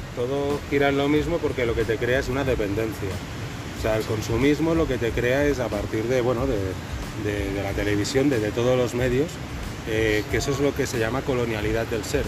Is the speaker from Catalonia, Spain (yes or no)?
yes; Catalonia, Spain; moved away; yo primero no soy de acá, soy catalán